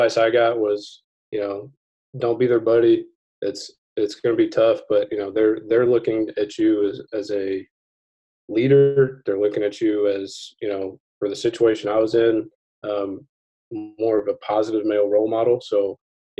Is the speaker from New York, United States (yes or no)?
no; Norman, Oklahoma, United States; I grew up in Norman. Attended Norman North.